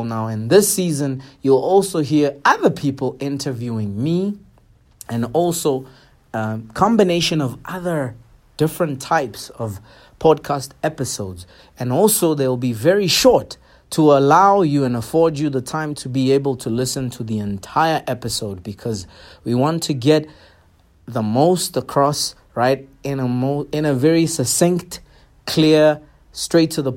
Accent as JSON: {"language": "English", "town": "Pretoria", "region": "Gauteng", "country": "South Africa", "tie": "born or raised there", "said": "I was born and raised in Attridgeville, Pretoria"}